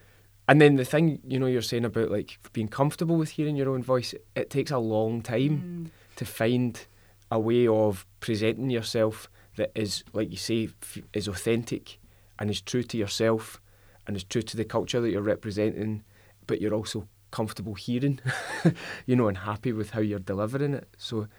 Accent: Airdrie, Scotland, United Kingdom; I grew up in Airdrie

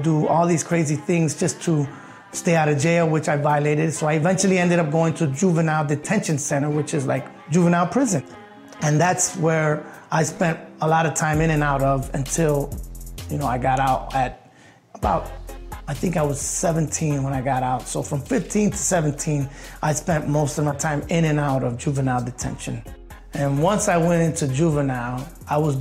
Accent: Chicago, Illinois, United States; born or raised there

